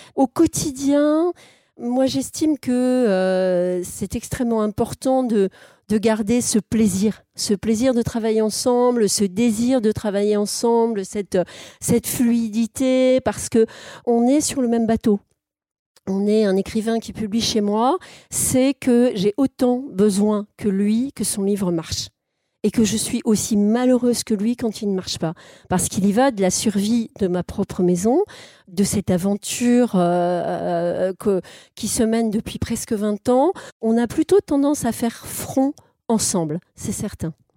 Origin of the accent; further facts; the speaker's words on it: Alsace, Grand Est, France; je suis né en Alsace